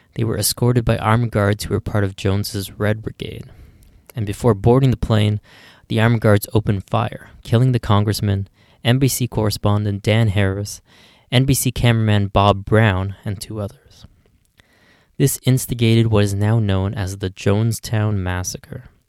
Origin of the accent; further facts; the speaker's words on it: Ottawa, Ontario, Canada; here in my hometown of Ottawa